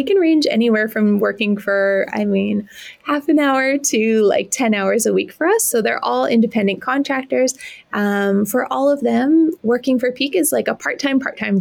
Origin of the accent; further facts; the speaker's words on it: Regina, Saskatchewan, Canada; moved away as an adult; also born or lived in Toronto; born and raised in Regina, my family's here.